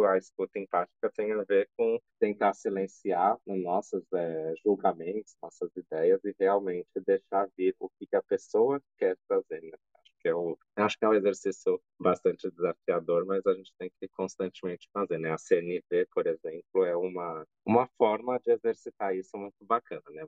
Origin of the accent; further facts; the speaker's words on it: São Paulo, Brazil; now in Campinas, Brazil; Sou de São Paulo, assim como André, mas estou em Campinas, que é um lugar que eu adotei aí para viver